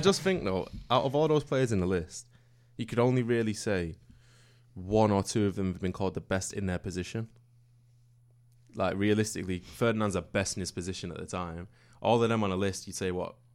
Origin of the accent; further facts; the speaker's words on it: Manchester, North West England, United Kingdom; I'm from Manchester